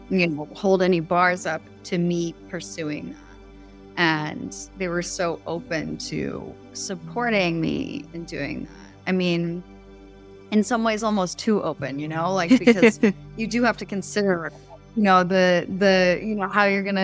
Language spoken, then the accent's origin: English; South Shore, Massachusetts, United States; also born or lived in Maine; now in San Diego, United States; I grew up in Massachusetts, South Shore, Massachusetts, near Cape Cod, on a cranberry farm.